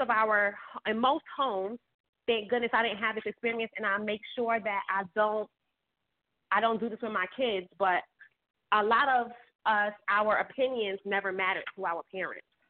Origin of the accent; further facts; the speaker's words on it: New York City, New York, United States; I grew up in Bed Stuy.